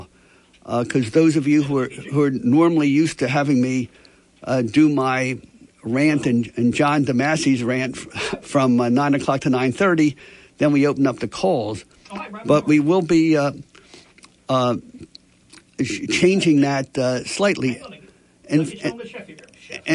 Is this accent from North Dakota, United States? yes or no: no; Atlantic City, New Jersey, United States; I was born in Atlantic City. So I was born in this country